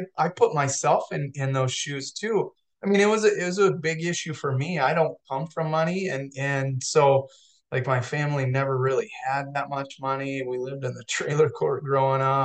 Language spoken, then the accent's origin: English; South Dakota, United States; I'm from South Dakota